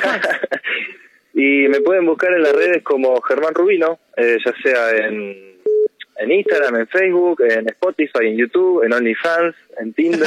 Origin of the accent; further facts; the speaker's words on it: Mar del Plata, Buenos Aires Province, Argentina; moved away; yo soy de Mar del Plata